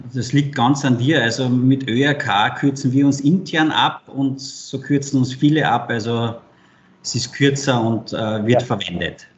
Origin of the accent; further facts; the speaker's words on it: Carinthia, Austria; Ich bin Kärntner